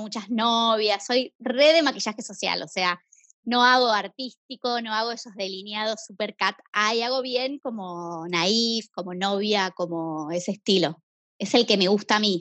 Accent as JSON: {"language": "Spanish", "town": "Buenos Aires", "country": "Argentina", "said": "soy de Buenos Aires, tengo 32 años"}